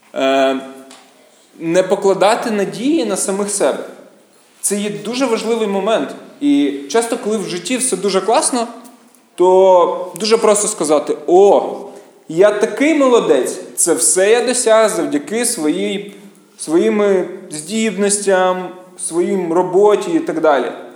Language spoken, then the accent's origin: Ukrainian; Kyiv, Ukraine; я з Києва